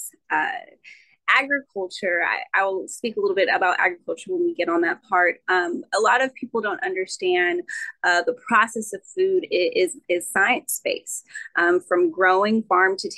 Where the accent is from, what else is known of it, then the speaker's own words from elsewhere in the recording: Rancho Cucamonga, California, United States; I'm actually from California, a town called Cucamonga, which is a wine country. So I grew up predominantly around vineyards and wineries